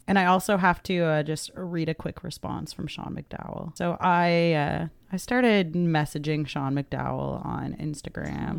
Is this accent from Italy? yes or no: no; Atlantic Canada, Canada; we're from Atlanta, Canada